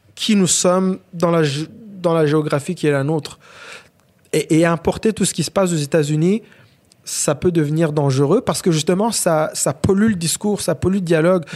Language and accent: French; Rwanda; also born or lived in Africa; now in Quebec, Canada; Je suis un Québécois aujourd'hui, mais je suis aussi Rwandais.